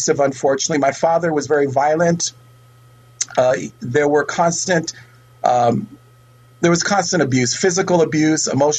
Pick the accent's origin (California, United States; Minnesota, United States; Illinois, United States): California, United States; Oakland; I am a true native. I was born in Oakland